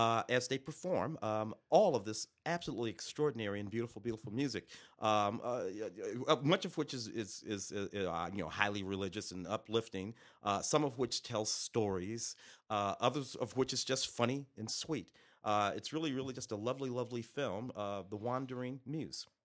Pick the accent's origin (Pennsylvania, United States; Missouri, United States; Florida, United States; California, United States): Missouri, United States; St. Louis; I'm from Saint Louis